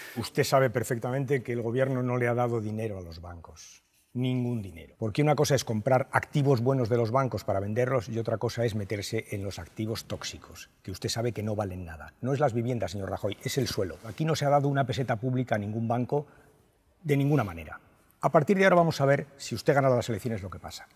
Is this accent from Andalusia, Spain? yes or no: no; Madrid, Community of Madrid, Spain; Yo soy de Madrid, que yo me he criado en la periferia